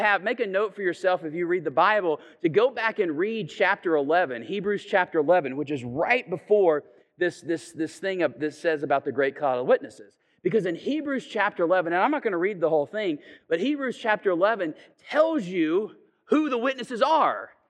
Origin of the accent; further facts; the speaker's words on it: Chattanooga, Tennessee, United States; I'm from Chattanooga